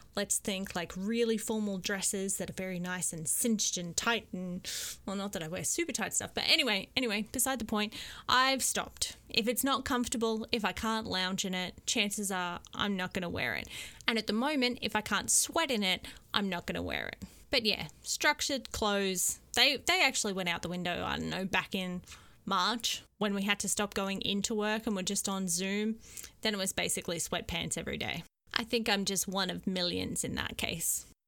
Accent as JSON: {"language": "English", "region": "Queensland", "country": "Australia", "also_born_or_lived": "Korea", "moved": "yes", "lives_now": "South Korea", "said": "I'm from Queensland, we live in Korea"}